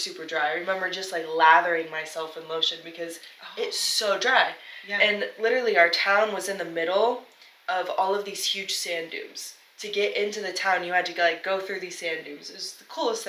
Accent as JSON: {"language": "English", "country": "Peru", "tie": "born or raised there", "also_born_or_lived": "San Diego, United States", "said": "I was born in San Diego, but when I was 6, my whole family moved to Peru."}